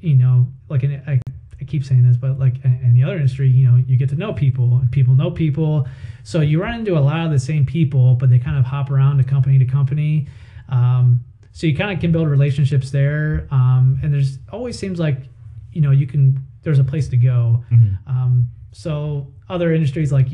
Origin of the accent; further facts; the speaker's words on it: Toledo, Ohio, United States; also born or lived in northern Kentucky; I was born and raised in Toledo